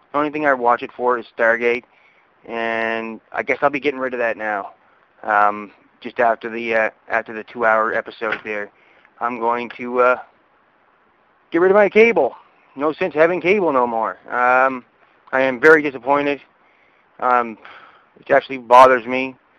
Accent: Halifax, Nova Scotia, Canada; I'm from Nova Scotia, Halifax to be exact.

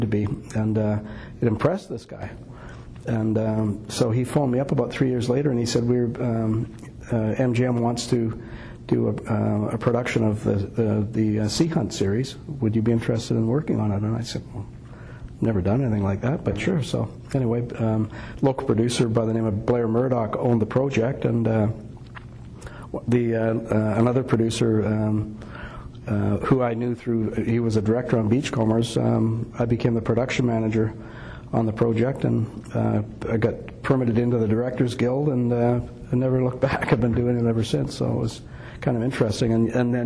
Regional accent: Gibsons, British Columbia, Canada; we own a building that's right in, like a waterfront building right in Lower Gibson's, where I grew up

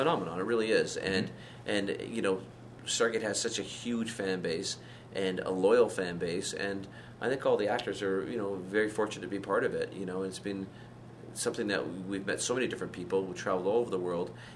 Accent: Scotland, United Kingdom; being a fellow Scot, you know, I was born in Scotland

